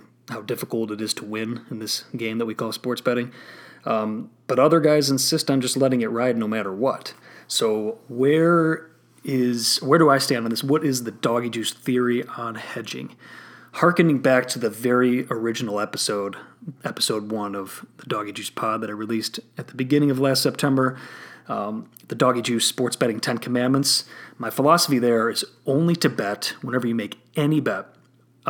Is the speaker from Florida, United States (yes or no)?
no; Illinois, United States; my home state.